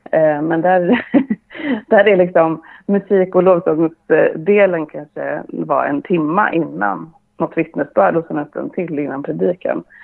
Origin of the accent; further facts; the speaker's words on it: Sweden; also born or lived in Bolivia; så är jag uppvuxen inom pingströrelsen. Eh, dels i Sverige men också i Sydamerika, mm.